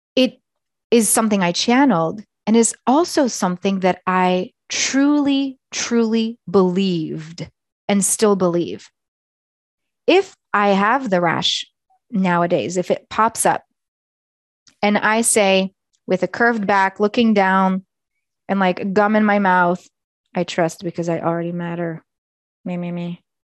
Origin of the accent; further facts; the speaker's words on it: Eastern Canada, Canada; moved away as an adult; also born or lived in Nepal; now in Alberta, Canada; my home is in Eastern Canada or where I grew up